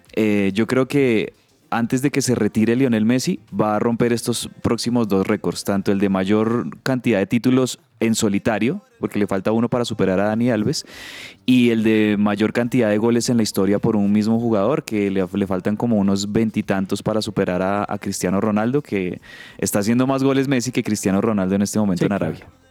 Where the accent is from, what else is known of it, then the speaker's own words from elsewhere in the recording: Colombia; como colombianos, me incluyo ahí